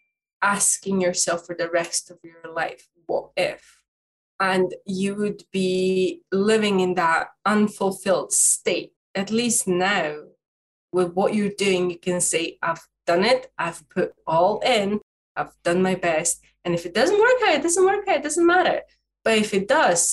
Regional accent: Dundee, Scotland, United Kingdom; I'm from Dundee in Scotland.

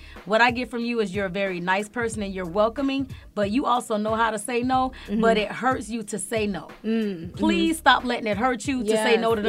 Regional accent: Florida, United States; now in Atlanta, United States; I'm from Florida. Every time I go home to Florida

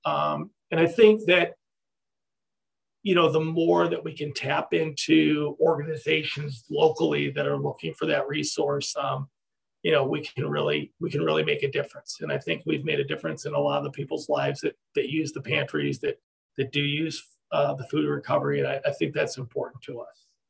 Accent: Ithaca, New York, United States; moved away; I grew up in Ithaca, New York

